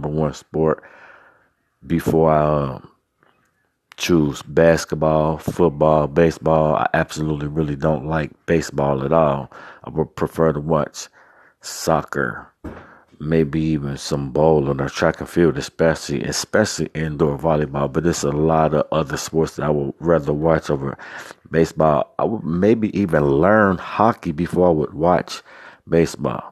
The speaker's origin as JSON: {"language": "English", "town": "Cincinnati", "region": "Ohio", "country": "United States", "tie": "born or raised there", "said": "I'm from Cincinnati, Ohio"}